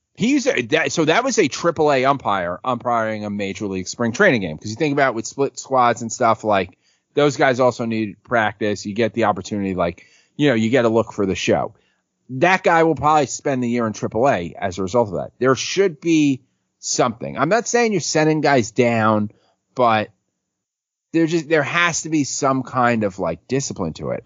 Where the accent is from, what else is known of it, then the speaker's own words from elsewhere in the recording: New York City, New York, United States; growing up on City Island